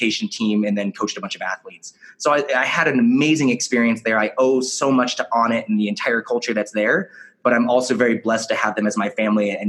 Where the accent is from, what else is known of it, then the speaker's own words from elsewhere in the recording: Kelso, Washington, United States; I grew up in Kelso, Washington